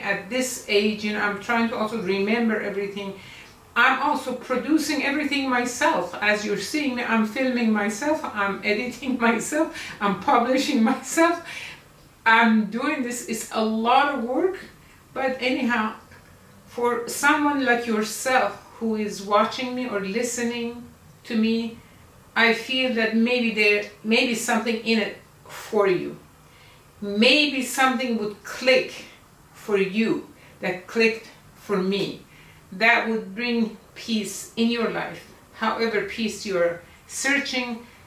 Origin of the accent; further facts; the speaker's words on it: Iran; moved away as an adult; also born or lived in United States / Egypt; now in Malaysia; I was born in Iran in 1947, makes me 73 years old at this time, 2020